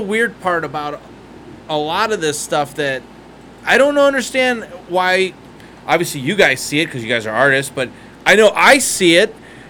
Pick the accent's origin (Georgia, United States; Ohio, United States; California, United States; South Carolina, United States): Ohio, United States; now in Las Vegas, United States; I'm from Ohio